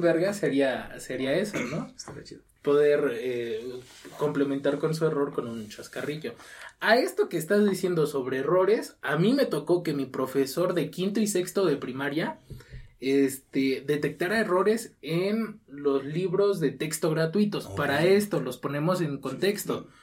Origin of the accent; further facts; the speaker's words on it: Mexico; darse cuenta como mexicanos